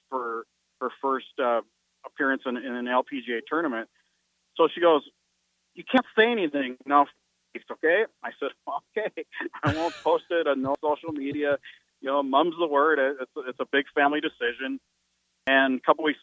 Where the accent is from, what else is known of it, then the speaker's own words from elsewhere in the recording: North Dakota, United States; I'm from North Dakota